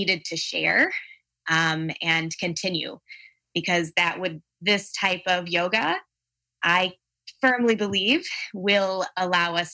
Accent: Palatine, Illinois, United States; from Palatine, Illinois. So the northern suburbs of Chicago

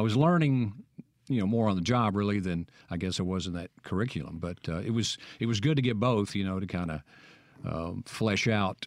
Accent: Vernon, Alabama, United States; accent: Southern; also born or lived in Starkville, Mississippi; now in Jackson, United States; my hometown in Alabama, that's uh, Vernon, Alabama

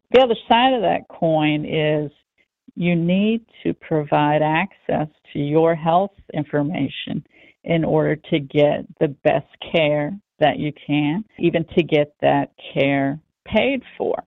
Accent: United States; especially as American citizens

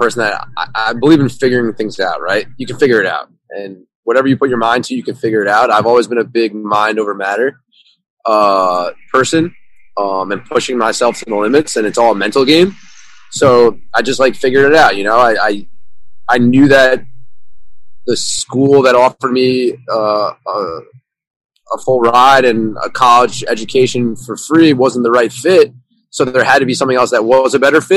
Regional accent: Suffern, New York, United States; I'm from New York, from a kind of small town, 30 minutes upstate New York City, Suffern. I played ice hockey growing up

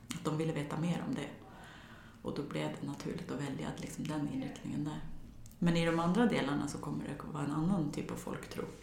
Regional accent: near Torsåker / Lockne, Västernorrland County, Sweden; en och en halv mil från där jag växte upp, där Sveriges största häxbränningar ägde rum

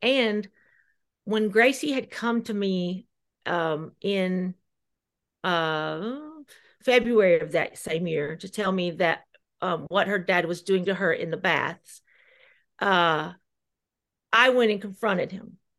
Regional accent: near Gainesboro / Cookeville, Jackson County, Tennessee, United States; moved away; I had the support of everyone in Jackson County and Gainesboro, Cookville.

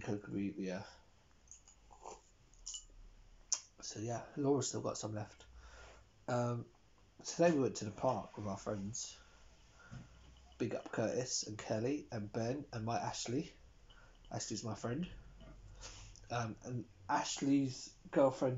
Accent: England, United Kingdom; now in Denmark; I grew up as an English person

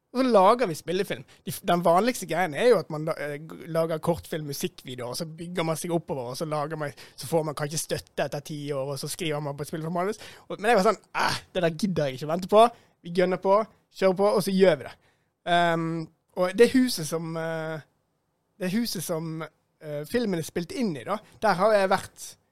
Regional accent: Bergen, Vestland, Norway; jeg kommer fra Beistheim

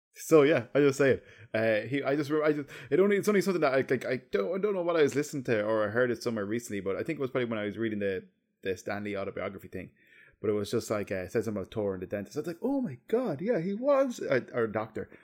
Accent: Ireland; as an Irish

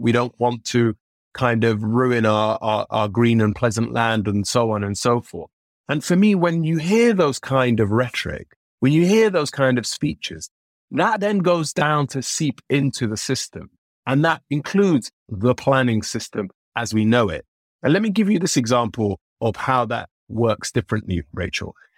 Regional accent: London, United Kingdom; growing up in Northwest London in the sort of mid to late nineties

